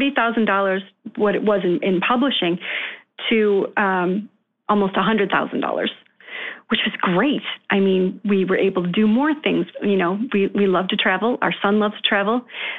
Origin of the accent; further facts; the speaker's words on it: Rochester, New York, United States; also born or lived in Connecticut; So we decided to move back to where my family is from, where I was raised in Rochester, New York, where the quality of living is a little more affordable.